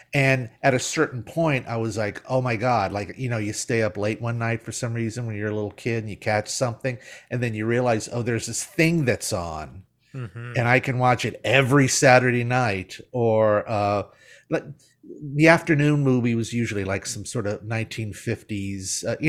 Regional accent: Mobile, Alabama, United States; So and I grew up in Mobile, Alabama.

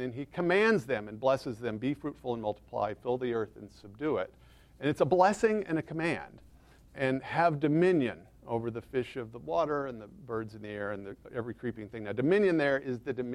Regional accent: Texas, United States; accent: Texas; I'm from Texas

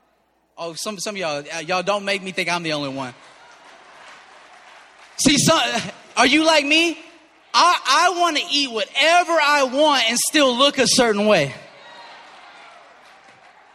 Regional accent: Cajun, Southern US, Louisiana, United States; I'm Cajun and I'm Southern.

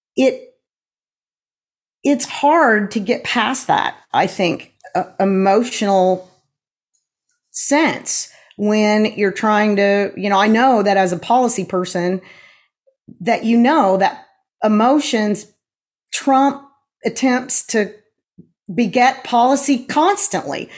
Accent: Tulsa, Oklahoma, United States; moved away; I am a Tulsan as well. I was born in Tulsa, moved away for a little while, and then have been here again since 1988

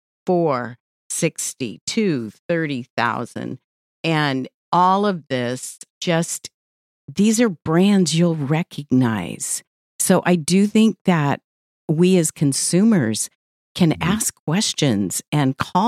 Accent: Central California, United States; moved away; I come from Central California for many years

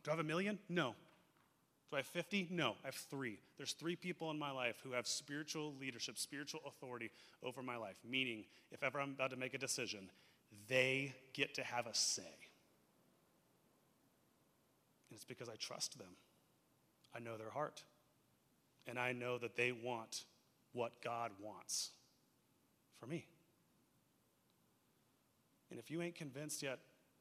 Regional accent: United States; we as American Christians

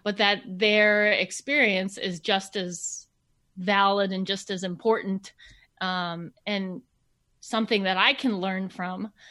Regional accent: Minnesota, United States; I grew up in Minnesota.

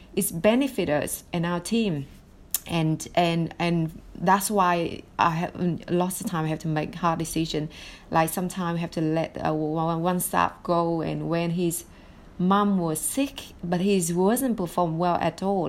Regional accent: Vietnam; English is a second language; moved away as an adult; now in United States; I was born in Vietnam in in the eighties

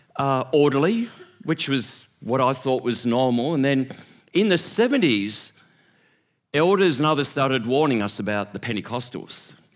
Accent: Sydney, New South Wales, Australia; growing up in Churches of Christ in Sydney.

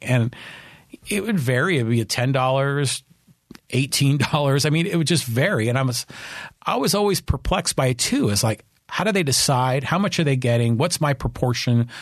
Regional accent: Burlingame, California, United States; now in San Diego, United States; I grew up in Burlingame

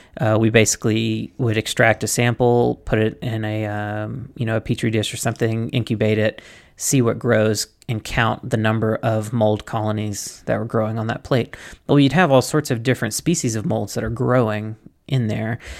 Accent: Mississippi, United States; I come from Mississippi where you have to keep that stuff under wraps

